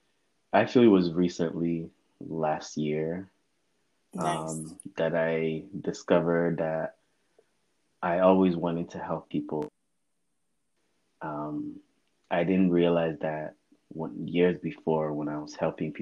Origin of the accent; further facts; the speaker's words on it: United States; also born or lived in Lagos, Nigeria; I was 8 years old when we came to the U.S.